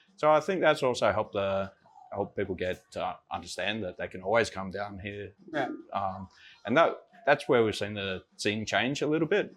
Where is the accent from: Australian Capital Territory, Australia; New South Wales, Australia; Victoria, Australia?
New South Wales, Australia; Sydney; moved away as an adult; also born or lived in Copenhagen, Denmark; now in Denmark; from Australia, uh, from Sydney, and uh, moved over here in 2006